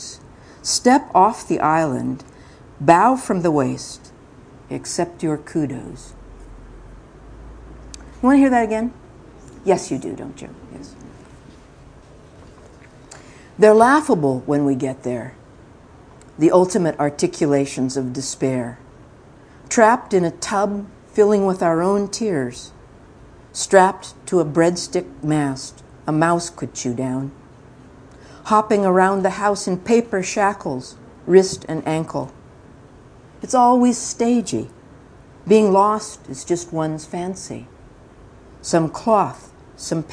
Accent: Mojave Desert, California, United States; also born or lived in Central Valley, California; now in Marin County, United States; When I was young, I lived in the Central Agricultural Valley of California, and then my father was an oil driller and a driller of various kinds of holes, and we moved to the Mojave Desert, and then I was very much a desert child for quite a while.

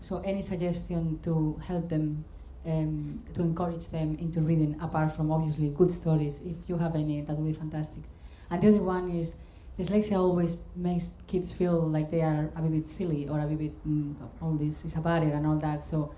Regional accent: Spain; moved away; I'm from Spain, and my kids are half Scottish, half Spanish

